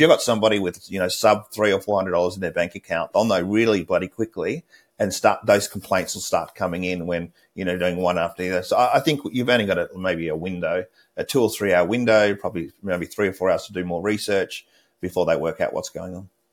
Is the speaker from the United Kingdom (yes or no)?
no; Australia; moved away; As an Australian